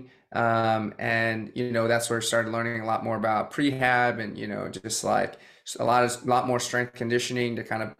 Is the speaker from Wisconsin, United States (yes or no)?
no; Boston, Massachusetts, United States; moved away as an adult; also born or lived in China / California; I grew up in the suburbs of Boston